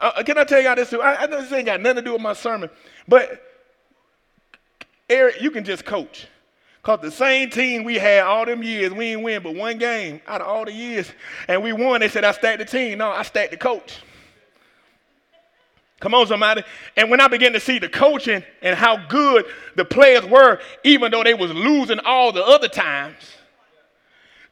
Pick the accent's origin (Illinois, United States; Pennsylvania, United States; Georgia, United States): Georgia, United States; Atlanta; I'm from Atlanta